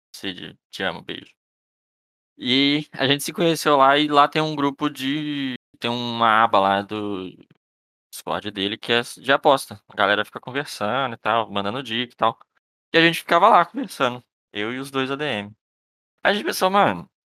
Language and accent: Portuguese; Belo Horizonte, Minas Gerais, Brazil; Sou de, sou de Belo Horizonte